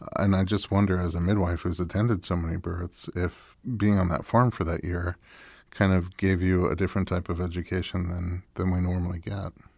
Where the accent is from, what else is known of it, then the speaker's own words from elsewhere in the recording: New York, United States; moved away; also born or lived in Nebraska; I grew up in New York